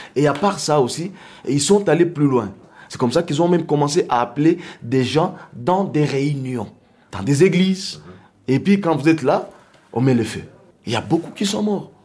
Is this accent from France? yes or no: no; DR Congo; ici chez nous au Congo